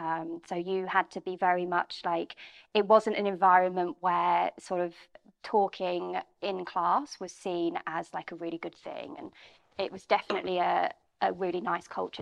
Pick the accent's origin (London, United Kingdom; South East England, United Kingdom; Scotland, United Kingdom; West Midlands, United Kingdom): London, United Kingdom; Bromley; I grew up in Bromley, just outside of London.